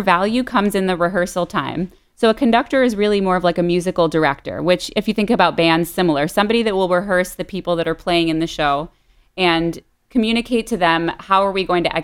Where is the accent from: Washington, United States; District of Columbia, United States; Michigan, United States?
Michigan, United States; Detroit; now in Miami, United States; I grew up outside of Detroit in the suburbs and currently in Miami, Florida